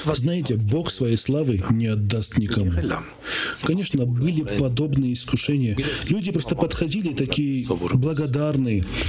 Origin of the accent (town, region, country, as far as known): Armenia